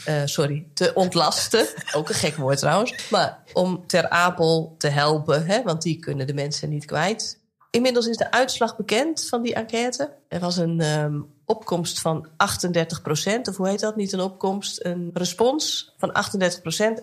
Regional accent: Nijkerk, Gelderland, Netherlands; now in Kollum, Netherlands; ik woon natuurlijk nu in Kolm in Friesland. Ja, ik ben gewoon opgegroeid met uh, eh, ABN. Toen ik jong was, kende ik niet heel veel mensen die echt plat Nijkerks praten.

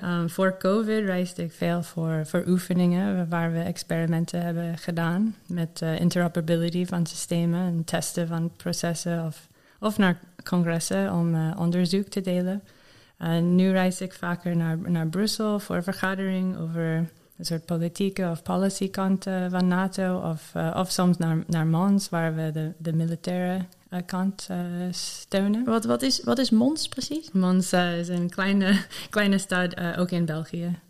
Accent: Maryland, United States; Dutch is a second language; moved away as an adult; now in Netherlands; Ik ben opgegroeid in Maryland, in Amerika, waar veel mensen voor de overheid werken.

